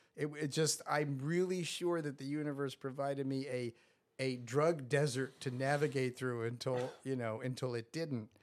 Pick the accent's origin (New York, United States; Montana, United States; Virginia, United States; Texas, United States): New York, United States; Scarsdale; I grew up in Scarsdale, New York